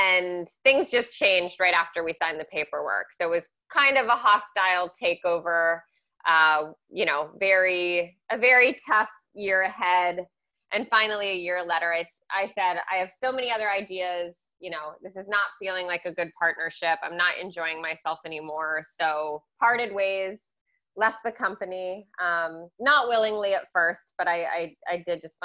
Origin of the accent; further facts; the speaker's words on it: Newton, Massachusetts, United States; also born or lived in Milton, Massachusetts; I grew up in Newton, Massachusetts, the West Edge